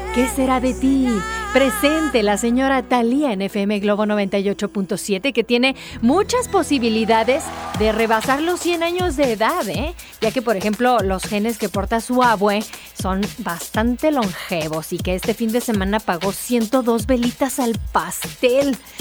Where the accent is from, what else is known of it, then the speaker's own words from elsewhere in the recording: Chihuahua, Mexico; now in Guadalajara, Mexico; el lugar en donde crecí, allá, allá por Chihuahua